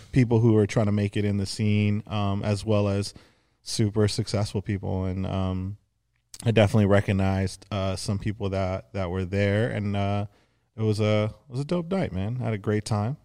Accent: Los Angeles, California, United States; growing up in the San Fernando Valley, uh, specifically Arlita

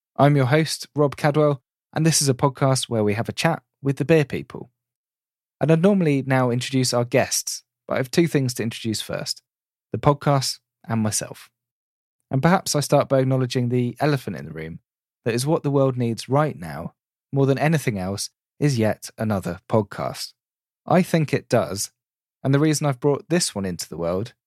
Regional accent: Reading, South East England, United Kingdom; I'm from the Reading area of the UK

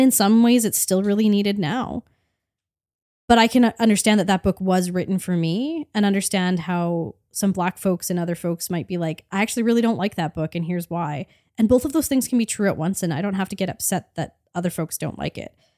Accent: Canada

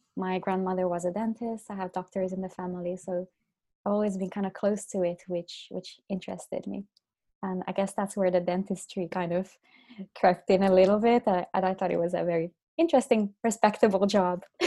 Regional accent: Finland; now in Dublin, Ireland; I'm from Finland originally.

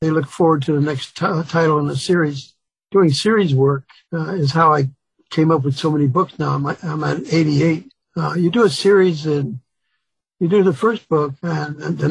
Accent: Chicago, Illinois, United States; also born or lived in Mississippi; My dad moved us up to Chicago looking for work

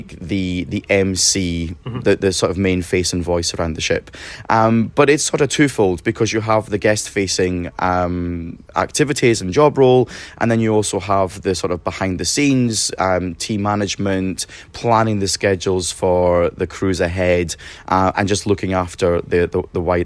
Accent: Scotland, United Kingdom; moved away; as a Scotsman

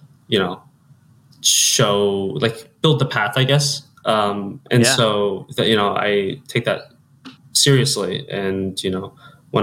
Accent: Central Ohio, United States; moved away as an adult; now in Chicago, United States; growing up in Central Ohio

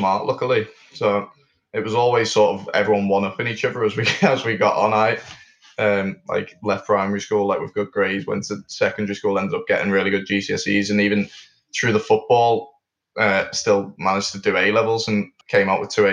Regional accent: Liverpool, North West England, United Kingdom; also born or lived in Milton Keynes; So I was born in Milton Keynes and grew up there for 4 years and then moved over to Liverpool, which is where my mum's from

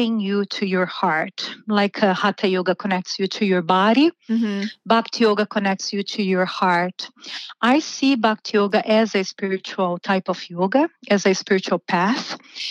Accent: Brazil; moved away as an adult; So I'm originally from Brazil. I've been living here for almost 20 years. I started teaching yoga in Brazil when I was 18.

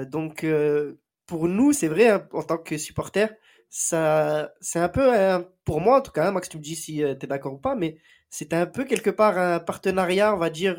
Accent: Marseille, Provence-Alpes-Côte d'Azur, France; ici chez nous à Marseille

